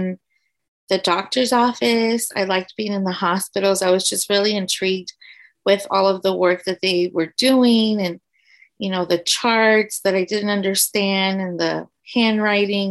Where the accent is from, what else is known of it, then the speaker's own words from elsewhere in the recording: San Antonio, Texas, United States; also born or lived in Houston; I grew up in the south side of San Antonio.